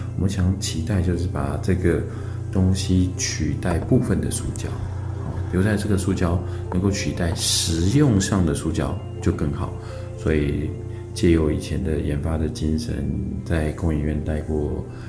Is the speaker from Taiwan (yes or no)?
yes; northern Taiwan, Taiwan; 我本身是 啊，北部人，所以北部的族子、贵族跟绿族比较多。小时候我们都在这个竹林里面去长大的